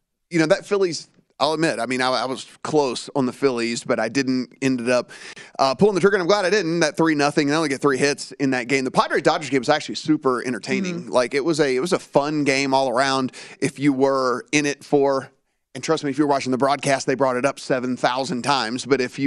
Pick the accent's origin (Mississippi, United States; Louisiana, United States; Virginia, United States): Louisiana, United States; I owned several horses growing up